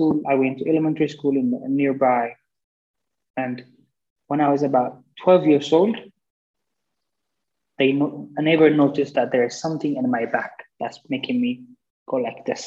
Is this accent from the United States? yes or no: no; Addis Ababa, Ethiopia; I was born and raised in Addis Ababa, Ethiopia